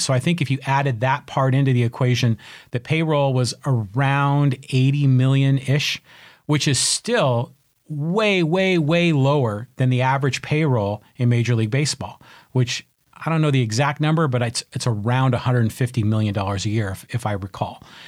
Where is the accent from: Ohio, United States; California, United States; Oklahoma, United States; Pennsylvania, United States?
California, United States; San Francisco; moved away as an adult; now in San Diego, United States; I was born in San Francisco, raised a Giants fan, and, um, Uh, I came, uh, to San Diego in eighty-two to go to college